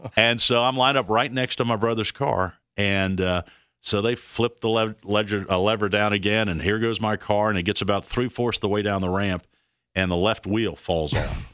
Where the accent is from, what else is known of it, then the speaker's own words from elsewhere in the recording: Fort Worth, Texas, United States; we're in Texas, Fort Worth